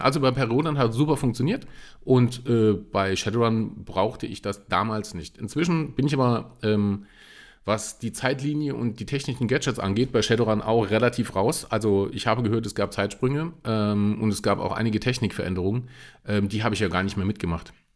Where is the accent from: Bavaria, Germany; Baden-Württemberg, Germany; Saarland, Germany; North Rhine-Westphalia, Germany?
Saarland, Germany; ich bin ja Saarländer